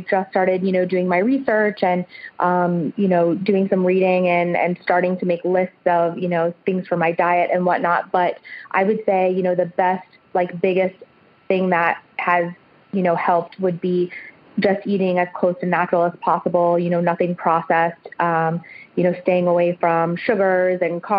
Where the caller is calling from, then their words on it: Northern Virginia, United States; I am calling from Northern Virginia, right outside of D.C.